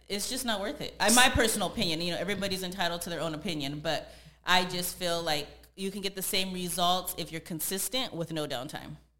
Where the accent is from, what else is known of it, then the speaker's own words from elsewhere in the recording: San Jose, California, United States; moved away as an adult; now in Los Angeles, United States; I'm originally from San Jose, California, and I moved out to LA about three and a half years ago